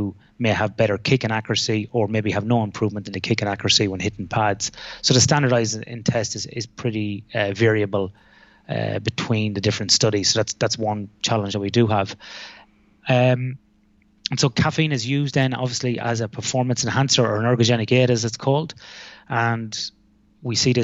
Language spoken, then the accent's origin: English; Ireland; accent: Irish; moved away as an adult; now in Western Australia, Australia; I am Irish